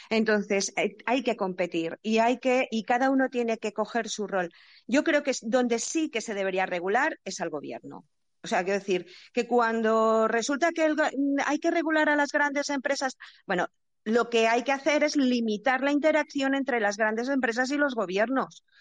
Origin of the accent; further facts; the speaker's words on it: Asturias, Spain; now in Valencia, Spain; desde Valencia, aunque soy asturiana y he vivido en varios sitios.